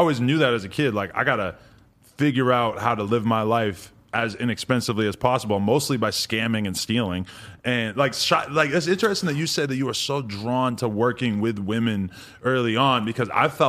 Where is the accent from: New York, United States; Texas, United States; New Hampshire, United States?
New Hampshire, United States; New Hampshire?